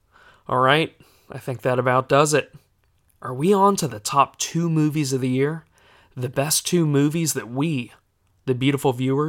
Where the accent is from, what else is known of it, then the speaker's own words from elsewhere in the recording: Florida, United States; You see, we're both from Florida, which explains...